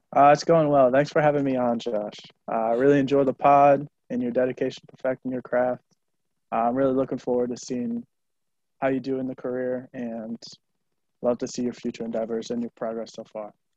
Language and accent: English; Buffalo, New York, United States; I'm from Buffalo